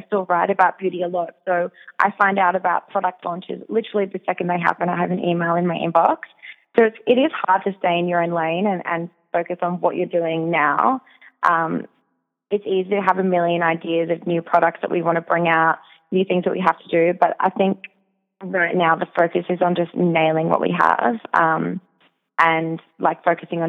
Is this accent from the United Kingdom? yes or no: no; Australia; I'm Australian myself